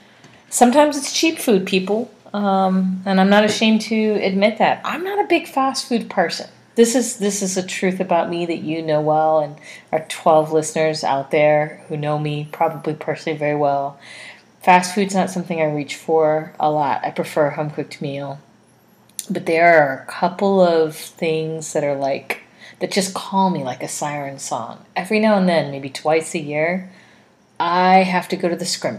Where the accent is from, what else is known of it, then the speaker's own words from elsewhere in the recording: Norfolk, Virginia, United States; now in Richmond, United States; my hometown of Norfolk